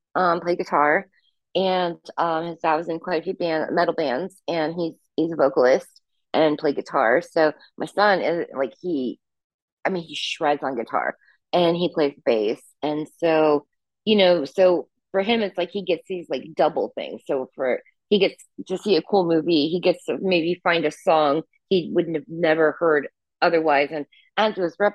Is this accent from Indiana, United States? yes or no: yes; Indianapolis, Indiana, United States; My hometown, I still live here. I live in the suburbs now, but I grew up in Indianapolis. And the thing is like people, because I studied English, they're like, you don't sound like you're from the Midwest.